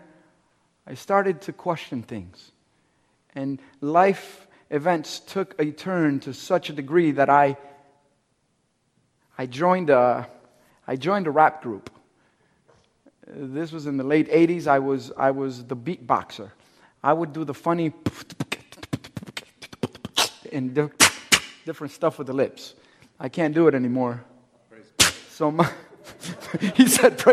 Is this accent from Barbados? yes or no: no; Cuba; I'm Cuban. I'm from Cuba.